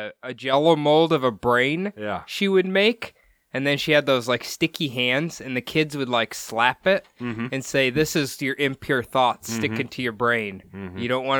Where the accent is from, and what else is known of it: Iowa, United States; born or raised there